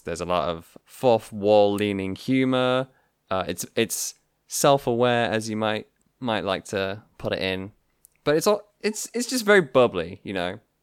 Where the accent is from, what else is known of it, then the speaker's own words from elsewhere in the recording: United Kingdom; being British people